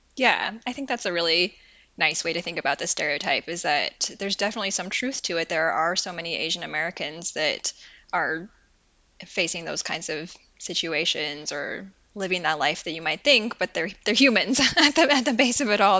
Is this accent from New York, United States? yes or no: no; Portland, Oregon, United States; now in Wisconsin, United States; I grew up in Portland, Oregon, which is also nothing like California